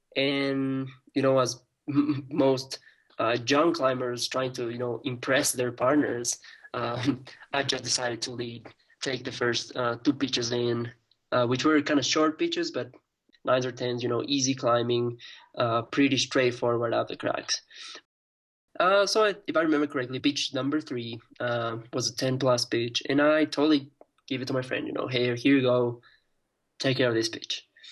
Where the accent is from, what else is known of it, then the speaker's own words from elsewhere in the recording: Ecuador; in my country in Ecuador